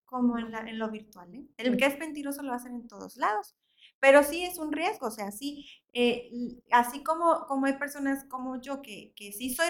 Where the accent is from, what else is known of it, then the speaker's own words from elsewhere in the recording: Veracruz, Mexico; no pongo que soy de Veracruz